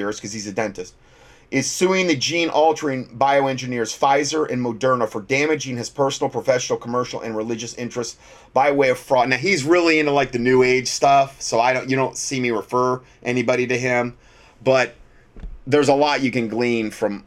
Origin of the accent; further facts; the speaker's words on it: Fort Myers, Florida, United States; That's my hometown. Fort Myers, Florida.